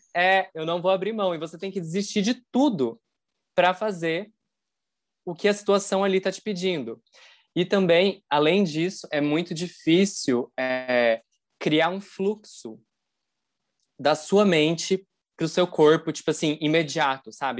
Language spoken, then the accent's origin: Portuguese; interior of Paraná, Brazil; eu sou do interior do Paraná